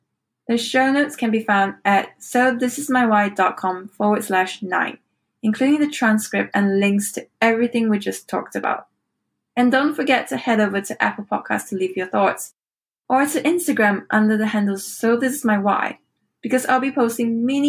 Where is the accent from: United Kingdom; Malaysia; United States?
Malaysia; Kuching, Sarawak; Kuching, my hometown.